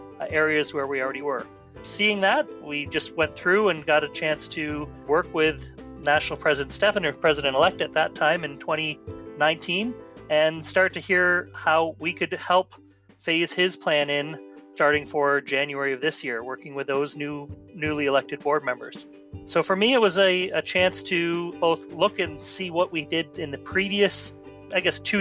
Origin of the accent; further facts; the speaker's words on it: St. Catharines, Ontario, Canada; The year for me really began in my hometown in St. Catharines, Niagara Falls, when we had our national convention.